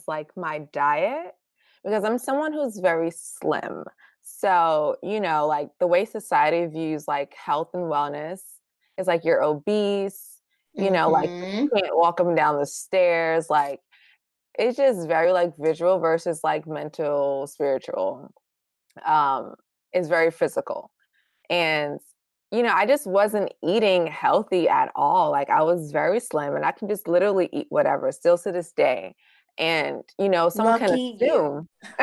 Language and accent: English; New York City, New York, United States; also born or lived in Baltimore, Maryland; I was actually the only one born in Baltimore, but I spent most of my life and childhood in Brooklyn. I basically moved there when I was a baby